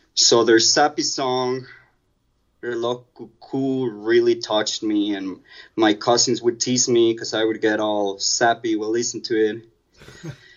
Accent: Mexico City, Mexico; I grew up in Mexico City, so a lot of my childhood was spent commuting

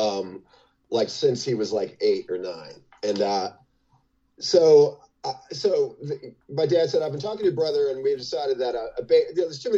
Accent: South Orange, New Jersey, United States; my hometown of South Orange, New Jersey

